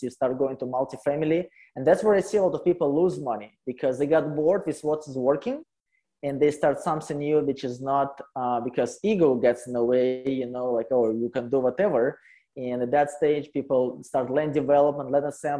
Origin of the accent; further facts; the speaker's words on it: Russia; English is a second language; moved away as an adult; also born or lived in Calgary, Canada; now in Canada; I am original from Russia, you know, poor Russia. And so I came to Canada about 12 years ago